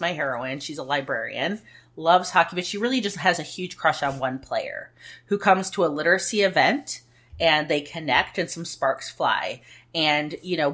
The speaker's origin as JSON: {"language": "English", "country": "United States"}